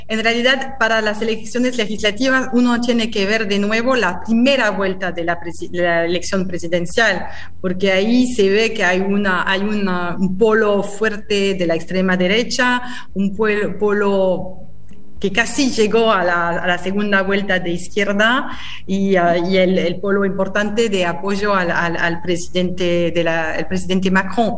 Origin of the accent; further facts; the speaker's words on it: France; Spanish is a second language; moved away as an adult; now in Argentina; yo soy francesa